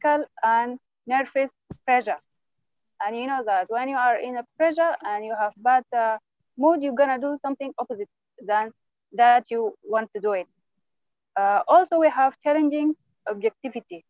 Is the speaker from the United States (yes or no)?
no; Sudan; from Sudan